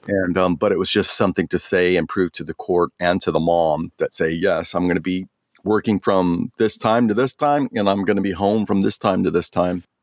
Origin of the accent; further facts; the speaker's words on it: Oceanside, California, United States; also born or lived in Jacksonville, Florida; now in San Diego, United States; growing up in Oceanside, graduating Vista High School